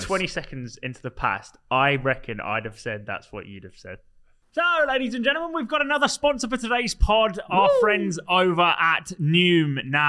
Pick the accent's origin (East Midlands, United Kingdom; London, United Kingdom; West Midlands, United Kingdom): East Midlands, United Kingdom; Leicester